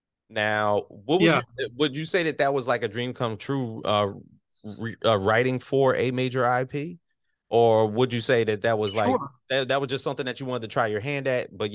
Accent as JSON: {"language": "English", "region": "New Jersey", "country": "United States", "said": "I'm from South Jersey."}